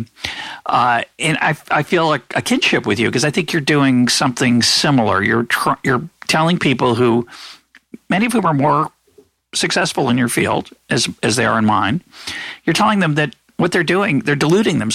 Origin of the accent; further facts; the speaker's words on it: United States; as an American